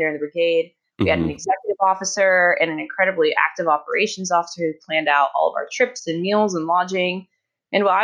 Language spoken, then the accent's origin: English; Norcross, Georgia, United States; moved away as an adult; I'm from Norcross, Georgia, originally, right outside Atlanta.